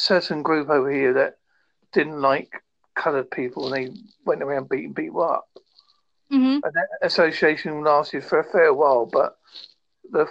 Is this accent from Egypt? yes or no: no; United Kingdom; being British